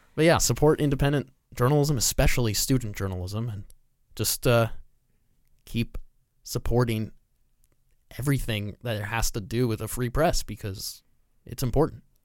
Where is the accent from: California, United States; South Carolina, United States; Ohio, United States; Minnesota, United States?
California, United States; Southern; I grew up in Southern California